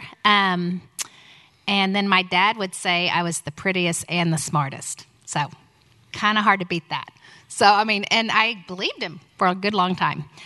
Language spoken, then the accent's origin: English; Houston, Texas, United States; also born or lived in Tulsa; we moved from Houston to, from Tulsa to Houston when I was six and a half